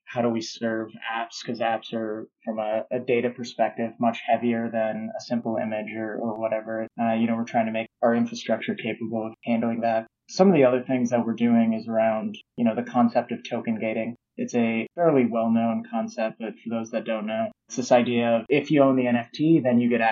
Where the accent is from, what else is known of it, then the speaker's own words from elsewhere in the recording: Omaha, Nebraska, United States; I'm from Omaha, Nebraska